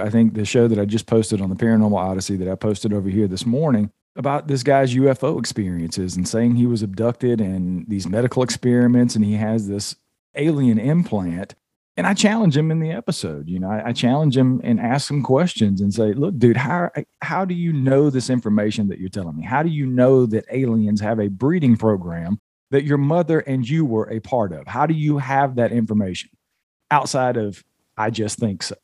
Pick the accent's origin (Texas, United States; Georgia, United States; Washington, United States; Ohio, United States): Georgia, United States; from the Southeast, where I was born and raised in Georgia